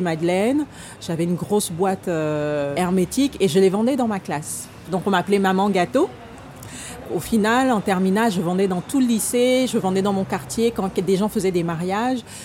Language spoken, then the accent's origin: French; Gabon; now in France; j'ai grandi au Gabon